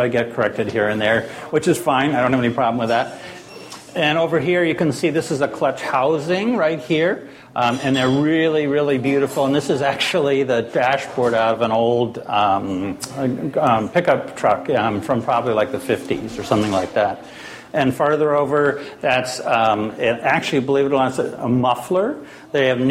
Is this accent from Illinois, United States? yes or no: no; Maine, United States; moved away; I come from Maine originally